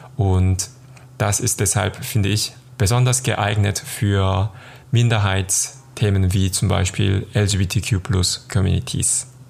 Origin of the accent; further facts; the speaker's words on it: South Korea; moved away as an adult; now in Cologne, Germany; Ich komme aus Südkorea und lebe in Köln seit 2010.